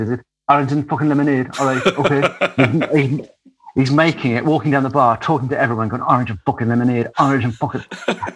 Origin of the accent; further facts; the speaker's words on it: United Kingdom; accent: British; my British accent